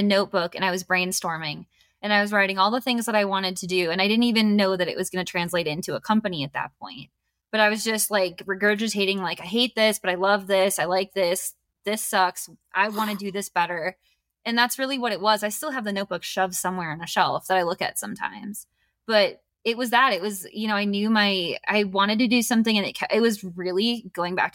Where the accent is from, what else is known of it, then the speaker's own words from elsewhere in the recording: Wisconsin, United States; moved away as an adult; now in Colorado, United States; I grew up in a college town. So I was in the city, a small town though. Okay. It was like 19,000 people.